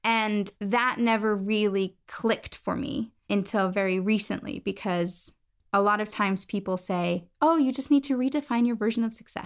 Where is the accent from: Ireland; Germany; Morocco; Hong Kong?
Germany; moved away as an adult; also born or lived in United States; now in London, United Kingdom; So I'm originally from Germany, kind of moved overseas, did my bachelor's